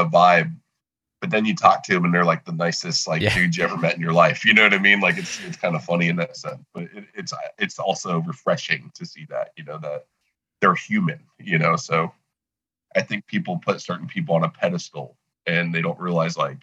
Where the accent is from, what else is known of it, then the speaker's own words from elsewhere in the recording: South Florida, United States; moved away; I grew up in South Florida